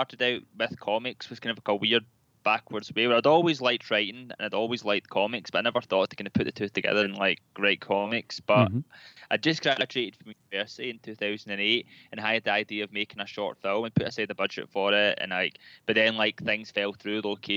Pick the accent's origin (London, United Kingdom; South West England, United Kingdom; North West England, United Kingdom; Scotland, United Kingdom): Scotland, United Kingdom; Glasgow; Glasgow, which is closer to home for me, since I'm a Glaswegian.